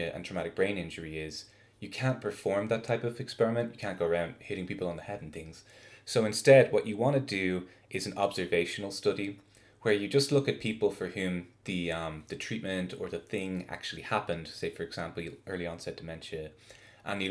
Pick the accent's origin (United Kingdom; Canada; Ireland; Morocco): Ireland; moved away as an adult; also born or lived in Notre Dame, Indiana / Rhode Island; now in Salt Lake City, United States; I'm an Irish biophysicist